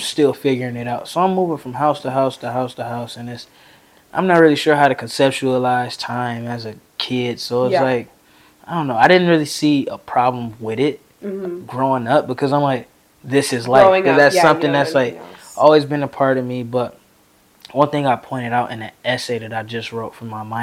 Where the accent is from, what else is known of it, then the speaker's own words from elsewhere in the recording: Detroit, Michigan, United States; I'm from Detroit, Michigan